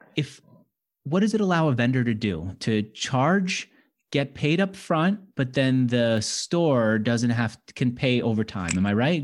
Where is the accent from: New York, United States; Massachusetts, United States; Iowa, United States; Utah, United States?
New York, United States; New York City; also born or lived in Manhattan; I grew up in Queens and then I moved to Manhattan